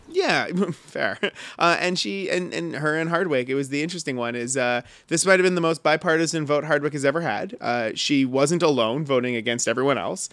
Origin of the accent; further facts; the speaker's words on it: Surrey, British Columbia, Canada; I grew up in Surrey, but my folks were East Van kids